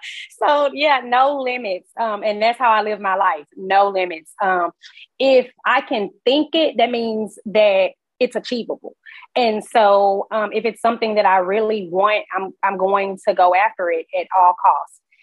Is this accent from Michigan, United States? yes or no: no; Houston, Texas, United States; grew up in Sunnyside